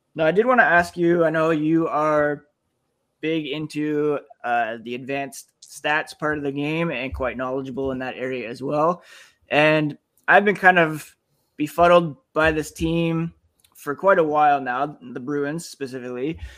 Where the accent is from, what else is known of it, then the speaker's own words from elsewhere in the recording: Ottawa, Ontario, Canada; I grew up in Ottawa